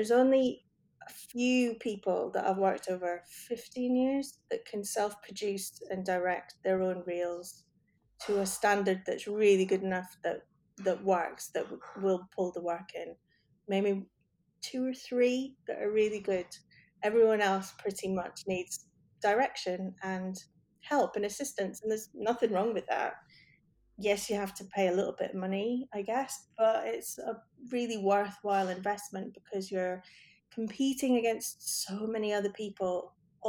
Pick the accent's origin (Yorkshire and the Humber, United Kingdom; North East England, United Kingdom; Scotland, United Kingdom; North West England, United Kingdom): Scotland, United Kingdom; I'm Scottish, and I can spot a non-Scottish accent a mile off